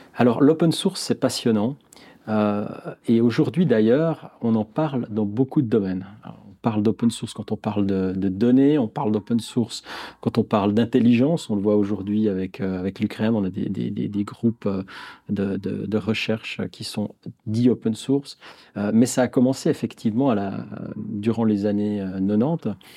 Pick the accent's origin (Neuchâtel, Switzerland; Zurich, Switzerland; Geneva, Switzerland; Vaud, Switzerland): Neuchâtel, Switzerland; je suis Neuchâtelois, à Neuchâtel, comme on dit. j'ai toujours vécu à Neuchâtel, j'ai fait mes études à Neuchâtel